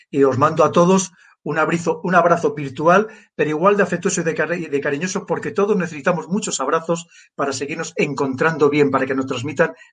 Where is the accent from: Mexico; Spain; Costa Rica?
Spain; Yo creo que los afortunados somos nosotros los españoles por tener esas maravillosas islas